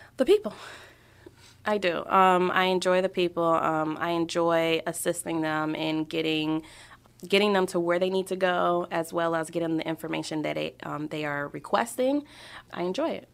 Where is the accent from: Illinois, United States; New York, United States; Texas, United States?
New York, United States; New York City; also born or lived in Queens, New York / Florida / Ohio; now in Brunswick, Ohio, United States; I was born in Queens, um, spent majority of my childhood in Brooklyn, and then moved from New York to Florida.